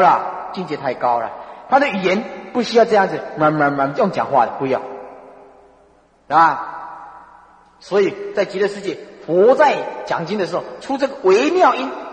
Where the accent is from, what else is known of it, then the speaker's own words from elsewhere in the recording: China; 那么我们中国人呢，刻中文